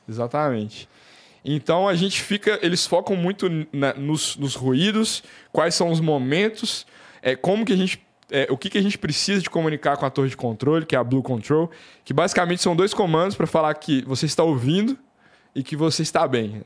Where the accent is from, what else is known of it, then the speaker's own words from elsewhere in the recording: Belo Horizonte, Minas Gerais, Brazil; Eu, eu sou de, de BH, então eu ficava jogando bola na rua